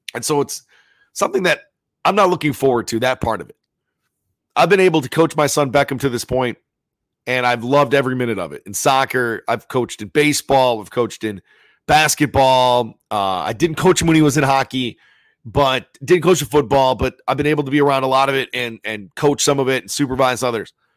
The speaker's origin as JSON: {"language": "English", "town": "Sioux Falls", "region": "South Dakota", "country": "United States", "tie": "born or raised there", "said": "growing up in Sioux Falls"}